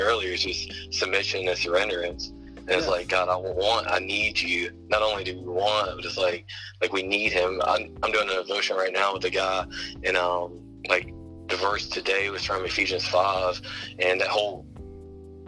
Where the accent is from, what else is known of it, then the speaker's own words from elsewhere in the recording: Leland, North Carolina, United States; I'm from Leland, North Carolina